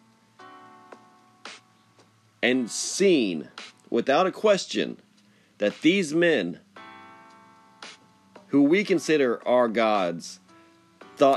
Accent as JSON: {"language": "English", "country": "United States", "said": "As an American, as a Westerner, as a modern man."}